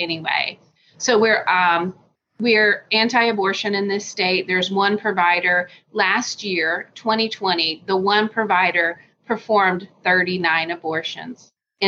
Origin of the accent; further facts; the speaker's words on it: Deep South, United States; now in Hopkins, United States; I was born in the Deep South and very poor.